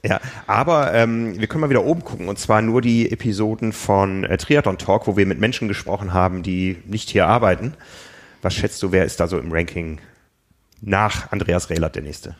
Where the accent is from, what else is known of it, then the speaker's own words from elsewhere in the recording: Osnabrück, Lower Saxony, Germany; moved away; von Osnabrück, von meiner Heimatstadt